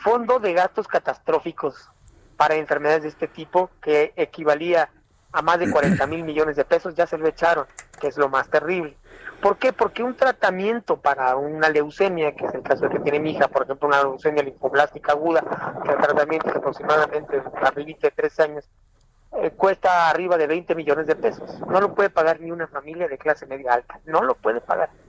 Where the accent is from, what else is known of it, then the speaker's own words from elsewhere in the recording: San Cristóbal de las Casas, Chiapas, Mexico; Soy desempleado, vengo de Chiapas, de San Cristóbal de las Casas